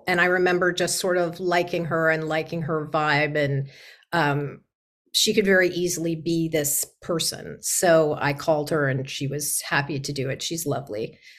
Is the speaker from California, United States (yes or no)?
yes; San Diego, California, United States; also born or lived in New York City, New York; Originally, I grew up in New York City until I was six. And then my parents moved me to the West Coast to a small town called La Jolla in San Diego, where I went to high school and did all that.